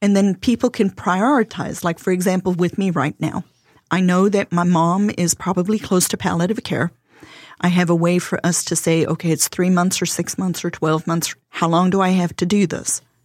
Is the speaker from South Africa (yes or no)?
yes; South Africa; accent: South African; English is a second language; now in South Carolina, United States; my husband and I are originally from South Africa.